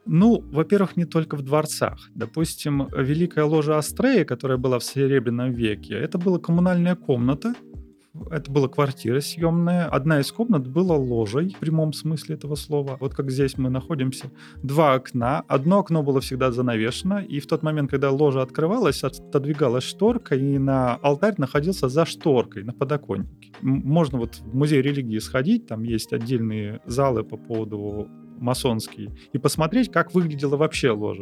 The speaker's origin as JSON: {"language": "Russian", "town": "Arkhangelsk", "region": "Arkhangelsk Oblast", "country": "Russia", "tie": "born or raised there", "moved": "yes", "lives_now": "Saint Petersburg, Russia", "said": "Я родом с Архангельска"}